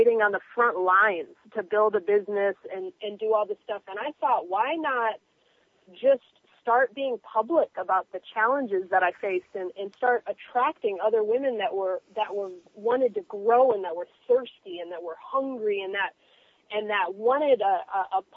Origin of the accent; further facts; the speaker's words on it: Miami, Florida, United States; I'm from Miami